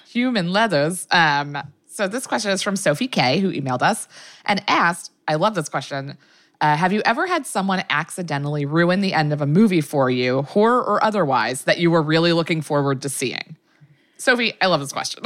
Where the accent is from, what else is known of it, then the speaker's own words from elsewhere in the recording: Maryland, United States; I'm from Maryland